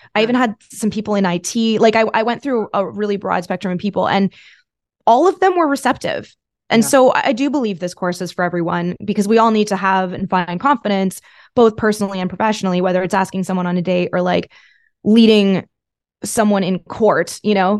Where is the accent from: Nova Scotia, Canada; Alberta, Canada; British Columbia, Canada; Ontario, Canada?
Ontario, Canada; Thousand Islands; moved away as an adult; also born or lived in Toronto; I was from the from the Thousand Islands this is in Canada